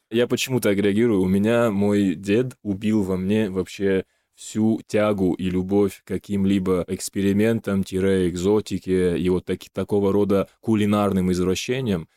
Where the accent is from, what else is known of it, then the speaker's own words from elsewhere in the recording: North Ossetia–Alania, Russia; moved away; я из Осетии, и там жил в маленьком селе